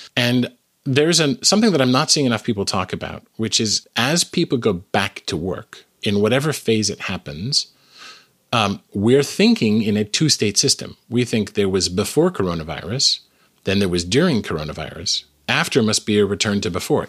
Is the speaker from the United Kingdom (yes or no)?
no; Canada; now in United States; I am originally Canadian. Um, I live in the United States now